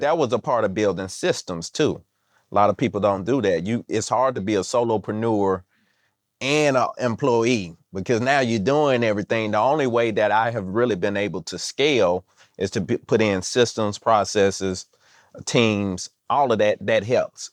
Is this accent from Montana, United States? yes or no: no; Mississippi, United States; I'm from Mississippi